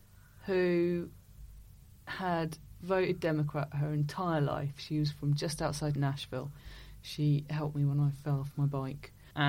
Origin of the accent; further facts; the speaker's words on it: Harwich, East of England, United Kingdom; I'm from Harwich in Essex